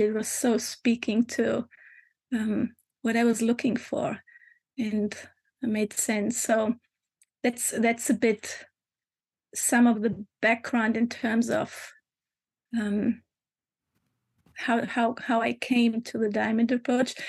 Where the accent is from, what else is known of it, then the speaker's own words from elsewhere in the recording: Germany; moved away as an adult; also born or lived in Hamburg, Germany / Lisbon, Portugal; now in Portugal; I was born in Germany, mm. um, 50 some 54 years ago, and um, and I lived there for about uh, 20 years